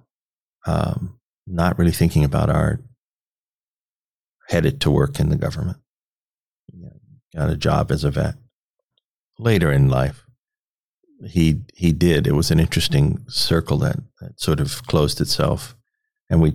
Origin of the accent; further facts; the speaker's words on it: Washington, District of Columbia, United States; also born or lived in Petersburg, Virginia; now in Omaha, United States; I grew up in Washington, D.C.